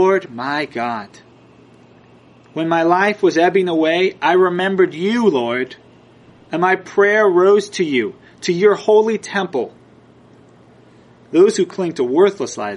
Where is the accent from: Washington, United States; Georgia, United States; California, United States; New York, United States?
California, United States; Southern; I grew up in Southern California